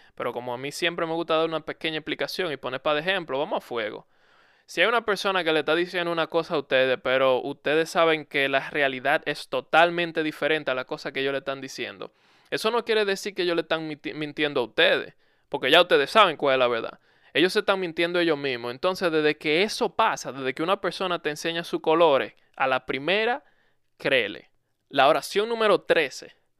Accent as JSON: {"language": "Spanish", "country": "Dominican Republic", "said": "En mi país eso es algo muy común. En República Dominicana es muy común"}